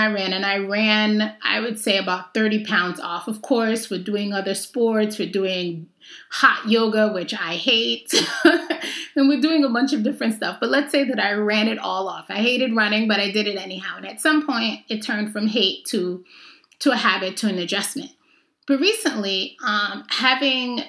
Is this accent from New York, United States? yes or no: yes; New York, United States; I grew up in New York